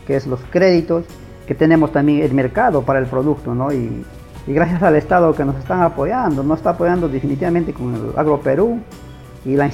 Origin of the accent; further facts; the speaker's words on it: Cajamarca, Peru; hablemos de Cajamarca, Yo también soy un inmigrante de Cajamarca.